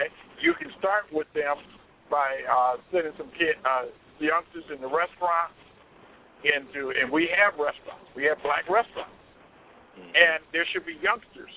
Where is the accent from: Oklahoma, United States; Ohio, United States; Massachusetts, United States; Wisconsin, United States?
Ohio, United States; Cleveland; moved away as an adult; now in Chicago, United States; I am from originally from Cleveland, Ohio